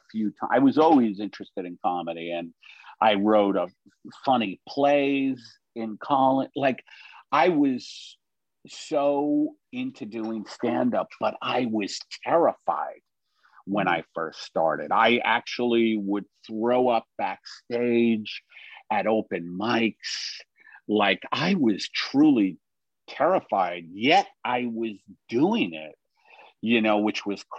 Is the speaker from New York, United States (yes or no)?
yes; New York City, New York, United States; I was born in Brooklyn